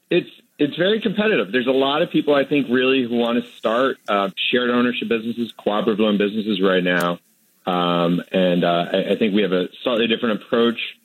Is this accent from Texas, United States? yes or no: no; Manchester, New Hampshire, United States; when I was growing up in Manchester, New Hampshire, my dad ran the local carpet store